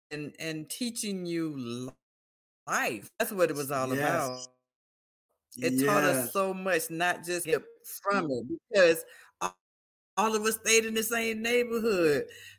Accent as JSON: {"language": "English", "town": "Delray Beach", "region": "Florida", "country": "United States", "tie": "born or raised there"}